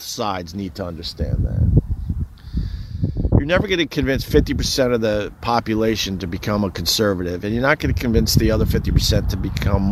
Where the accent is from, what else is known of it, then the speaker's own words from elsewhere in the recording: Centerport, New York, United States; I'm from Centerport, Long Island, a very, very small town on Long Island